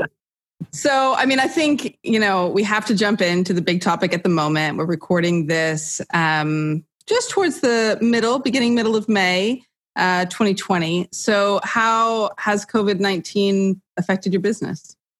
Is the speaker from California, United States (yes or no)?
yes; California, United States; accent: American; moved away as an adult; also born or lived in New York City, United States; now in United Kingdom; American, as you can tell from the accent. I grew up in California